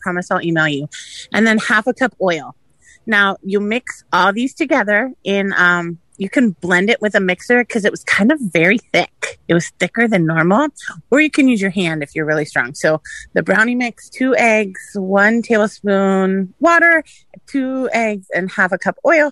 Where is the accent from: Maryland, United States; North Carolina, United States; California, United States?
California, United States; San Francisco; now in Kissimmee, United States; I'm from San Francisco, but I live in Kissimmee